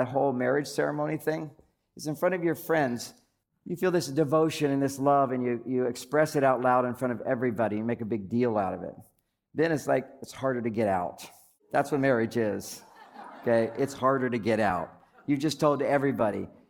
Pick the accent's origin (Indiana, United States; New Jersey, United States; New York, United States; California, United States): California, United States; San Francisco; I'm from the Bay Area, San Francisco